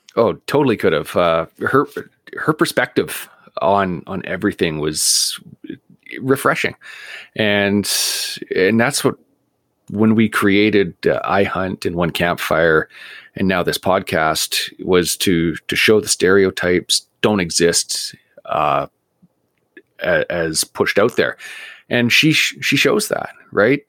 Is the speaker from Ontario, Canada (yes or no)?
no; Vancouver, British Columbia, Canada; now in Prince George, Canada; I grew up in Vancouver staring at the North Shore Mountains